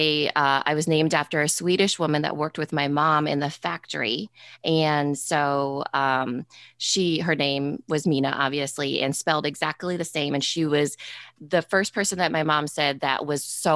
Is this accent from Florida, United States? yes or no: no; Storm Lake, Iowa, United States; first generation, but born and raised in Storm Lake, Iowa